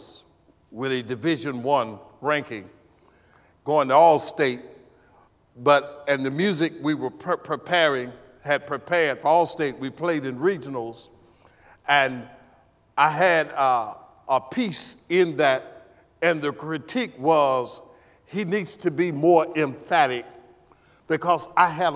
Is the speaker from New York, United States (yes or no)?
no; El Dorado, Arkansas, United States; I'm from El Dorado, Arkansas. El Dorado High School, class of 72